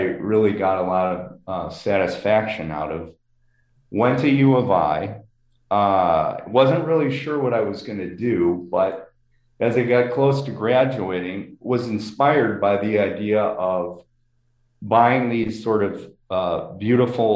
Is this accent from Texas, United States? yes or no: no; Chicago, Illinois, United States; I grew up in Lakeview in Chicago